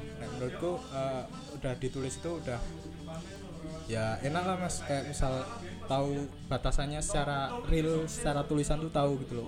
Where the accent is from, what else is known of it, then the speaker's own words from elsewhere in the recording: Java, Indonesia; accent: medok (Javanese); aku ngomong medok-medok